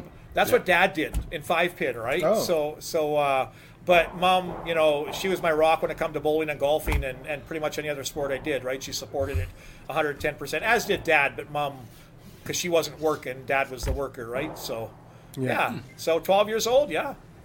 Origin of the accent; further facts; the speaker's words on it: Grande Prairie, Alberta, Canada; also born or lived in Peace River, Alberta; when we lived in Grand Prairie back in the day